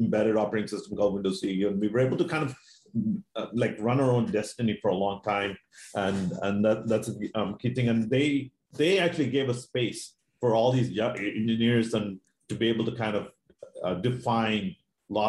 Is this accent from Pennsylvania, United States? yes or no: no; Maine, United States; moved away as an adult; also born or lived in Seattle; I grew up in Maine.